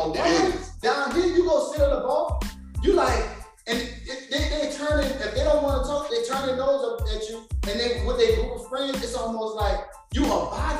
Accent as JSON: {"language": "English", "town": "New Orleans", "region": "Louisiana", "country": "United States", "tie": "born or raised there", "said": "growing up in New Orleans, women was different."}